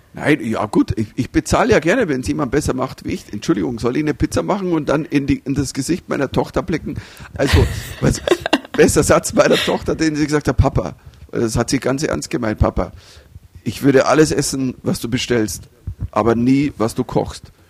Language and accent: German; Germany; als Deutscher